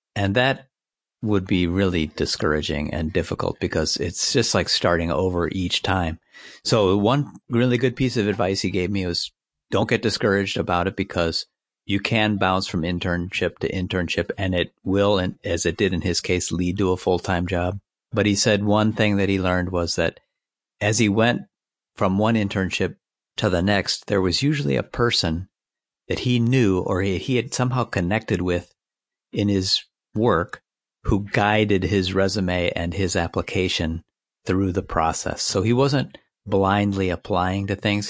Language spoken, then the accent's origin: English; United States; Being an American